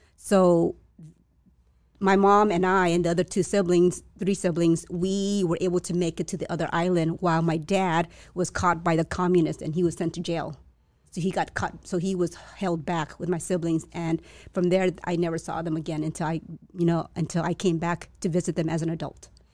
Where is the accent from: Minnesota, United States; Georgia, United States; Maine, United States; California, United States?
California, United States; La Puente; first language Chinese; English is a second language; also born or lived in Vietnam / San Gabriel / Alhambra; I was raised in La Puente, yeah, and then moved, that's where I did my el-, elementary school